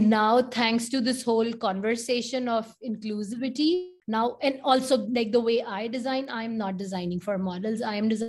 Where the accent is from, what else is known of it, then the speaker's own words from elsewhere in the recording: India; moved away as an adult; also born or lived in Detroit; I grew up in India